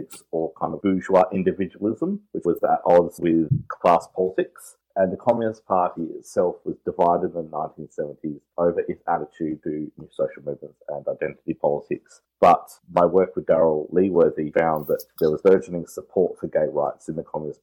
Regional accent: South Australia, Australia; I was born and raised in South Australia

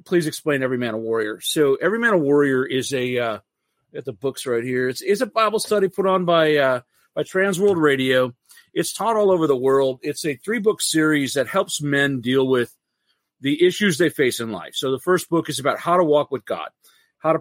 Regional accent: Michigan, United States; also born or lived in California / North Carolina; I am from Michigan, born and raised in Michigan, left to live in California and North Carolina for a while when I was in the Marine Corps, but come back to Michigan

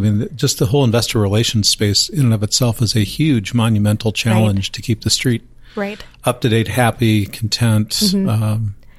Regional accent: Eastern Iowa, United States; I grew up in Eastern Iowa

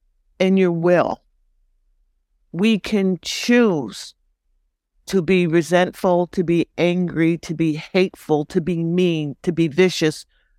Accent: East Coast, Canada; as a young Black woman growing up in Canada, on the East Coast, I couldn't understand when I walked down the street why people would say things to me.

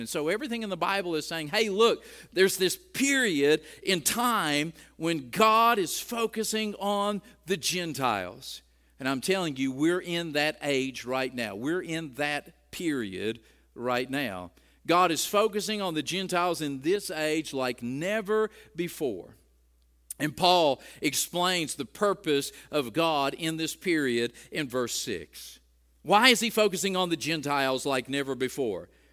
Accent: United States

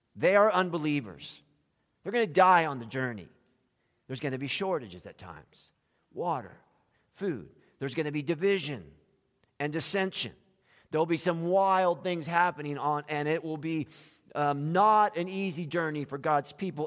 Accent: South Florida, United States; when we grew up in South Florida

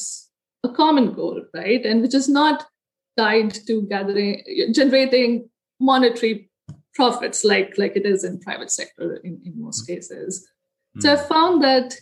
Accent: India; moved away as an adult; now in United States; I was born in India, grew up there, got my undergraduate degree in architecture

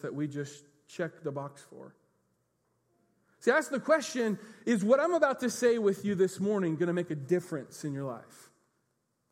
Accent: United States; we're American Christians

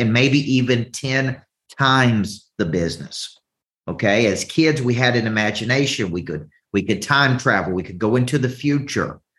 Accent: the South, United States; accent: Southern; my Southern accent

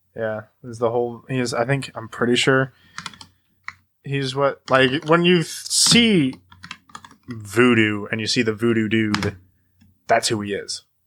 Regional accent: Idaho, United States; We are from Idaho. Our father is very traditionally Catholic

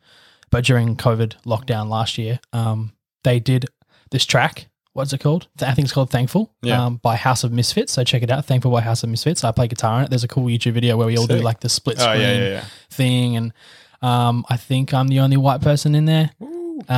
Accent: Coffs Harbour, New South Wales, Australia; I was born in Coffs, so I was brought to Coffs via the way of birth.

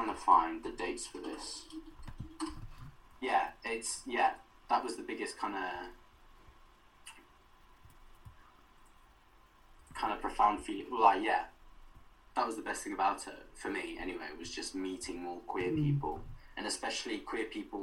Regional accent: Wales, United Kingdom; Our connections to Wales as queer people, like LGBT people, as well as being Welsh people

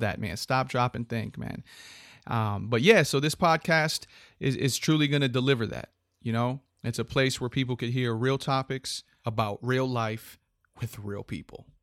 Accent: Hartford, Connecticut, United States; I was born on July 14th in Hartford, Connecticut.

